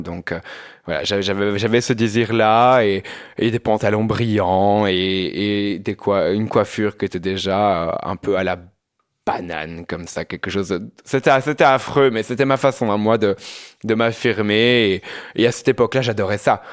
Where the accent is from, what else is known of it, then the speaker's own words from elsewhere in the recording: Binche, Wallonia, Belgium; moved away as an adult; now in Brussels, Belgium; je viens d'une petite ville. Hein. Je, viens, je viens de Binche.